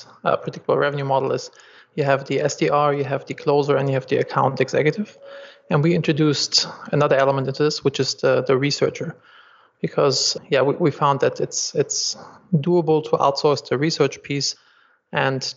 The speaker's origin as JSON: {"language": "English", "country": "Germany", "also_born_or_lived": "Los Angeles, United States", "accent": "German", "second_language": "English", "moved": "as an adult", "said": "I'm originally from Germany, as you can probably hear by my accent, and I moved to Los Angeles"}